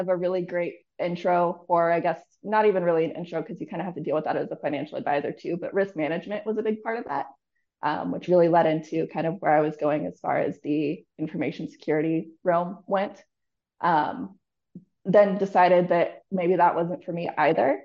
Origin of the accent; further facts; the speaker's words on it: Northern California, United States; moved away as an adult; also born or lived in Denver, Colorado / Jacksonville, Florida; I grew up in between Denver, Colorado and Northern California. My parents made me move to California when I was like 10